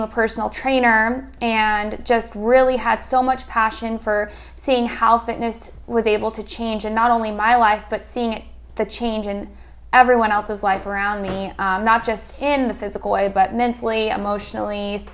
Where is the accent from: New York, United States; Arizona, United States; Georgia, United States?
Arizona, United States; I'm actually from Arizona. I was born and raised here